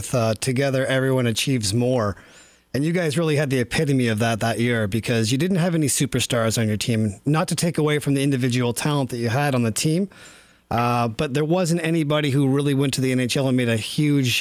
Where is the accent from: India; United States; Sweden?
United States; Virginia; I was a 7-year-old kid growing up in Virginia